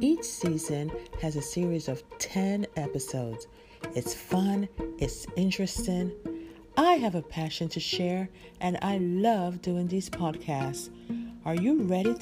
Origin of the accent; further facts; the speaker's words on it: Jamaica; I'm Jamaican